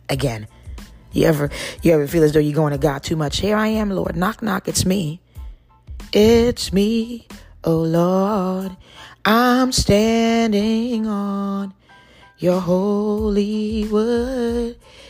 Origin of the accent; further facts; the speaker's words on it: East Coast, United States; I'm glad to be back on the East, because I'm from the East.